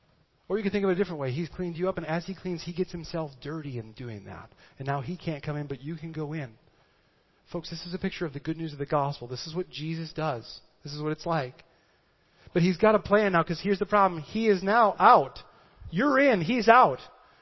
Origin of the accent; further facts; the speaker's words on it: Midwest, United States; I am from the Midwest, and what we do is we take a scrub brush and we just scrub that up.